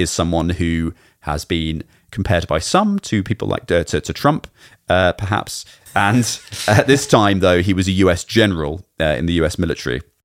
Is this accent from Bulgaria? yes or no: no; United Kingdom; as a Brit growing up